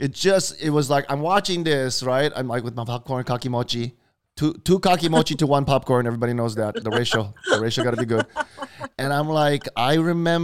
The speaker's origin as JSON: {"language": "English", "region": "Hawaii", "country": "United States", "tie": "born or raised there", "also_born_or_lived": "Philadelphia", "said": "growing up in Hawaii"}